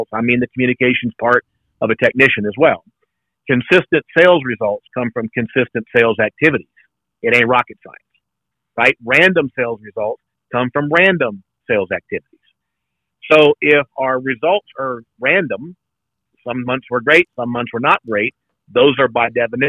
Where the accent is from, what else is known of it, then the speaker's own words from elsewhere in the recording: South Louisiana, United States; I grew up in South Louisiana